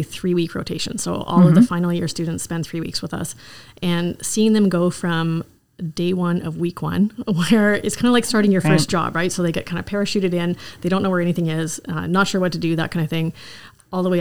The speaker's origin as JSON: {"language": "English", "town": "Kitchener", "region": "Ontario", "country": "Canada", "also_born_or_lived": "Ottawa", "said": "So I am from Kitchener, Ontario. So I am definitely a local girl"}